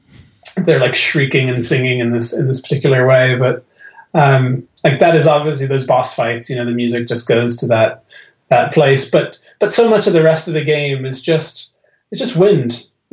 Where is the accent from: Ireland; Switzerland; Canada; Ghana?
Ireland; born there; And that's why I was born in Ireland. You know, the place to which I've returned.